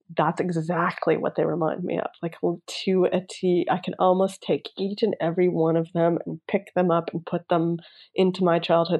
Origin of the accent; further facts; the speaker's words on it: Toronto, Ontario, Canada; now in Los Angeles, United States; sometimes i'll go home to toronto and like there's my whole neighborhood that I grew up in Vaughan in North York